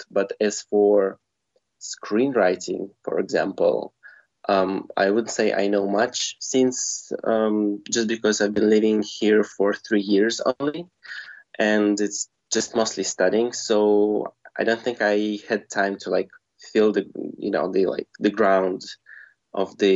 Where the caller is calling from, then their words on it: Bulgaria; Right now, um, I'm living in Bulgaria.